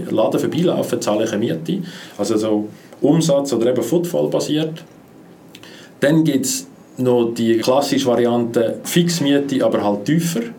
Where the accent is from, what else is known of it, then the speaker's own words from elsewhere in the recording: Switzerland; insbesondere als Schweizer Vermieter nicht gewöhnt sind.